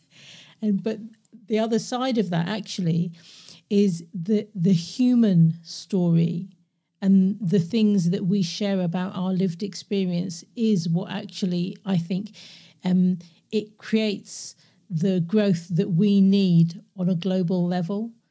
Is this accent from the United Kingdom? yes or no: yes; London, United Kingdom; moved away as an adult; also born or lived in Glasgow; born and raised in London, but I grew up in Glasgow 'cause I moved there when I was eighteen